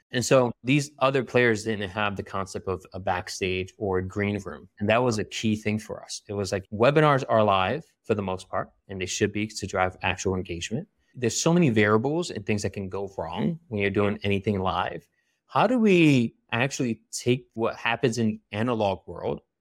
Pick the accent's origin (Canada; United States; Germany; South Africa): United States; Philadelphia, Pennsylvania; I was born and raised in Philly